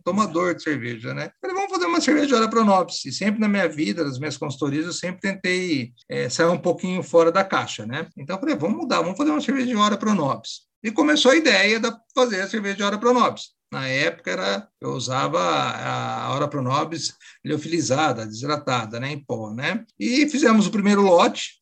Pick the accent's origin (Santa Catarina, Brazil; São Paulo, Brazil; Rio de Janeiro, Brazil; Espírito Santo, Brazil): São Paulo, Brazil; Bauru; na minha cidade mesmo, que eu sou de Bauru, né? Uma cidade de médio porte aqui no interior de São Paulo